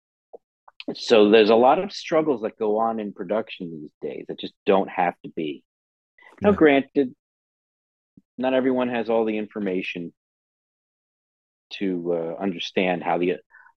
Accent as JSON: {"language": "English", "region": "New Jersey", "country": "United States", "tie": "born or raised there", "also_born_or_lived": "Philadelphia", "moved": "as an adult", "lives_now": "Los Angeles, United States", "said": "since I'm from New Jersey, our field trips, I probably went to the Thomas Edison Museum a few times growing up"}